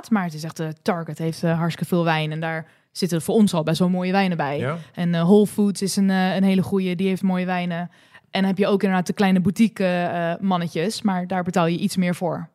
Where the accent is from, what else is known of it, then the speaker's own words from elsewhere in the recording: Netherlands; daar kunnen wij twee, twee keer van eten. {S1} Oh ja. {S3} Als Nederlander.